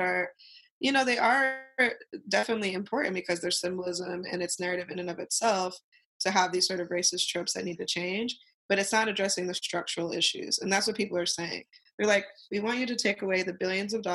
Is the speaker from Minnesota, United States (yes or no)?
no; Ogden, Utah, United States; I'm from Ogden, Utah. It's a kind of rural place.